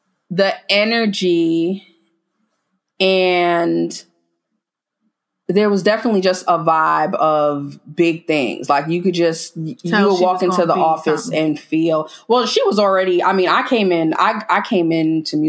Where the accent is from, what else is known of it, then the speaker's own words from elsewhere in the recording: New York City, New York, United States; moved away as an adult; now in Houston, United States; I am originally from the Bronx.